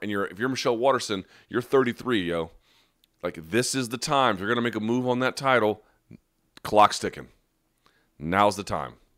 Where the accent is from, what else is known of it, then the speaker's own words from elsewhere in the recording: United States; an American who has ties to Beirut